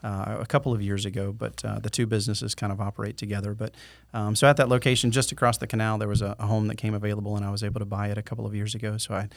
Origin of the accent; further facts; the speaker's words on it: Arcadia, Florida, United States; So I grew up in Central Florida and grew up in Arcadia.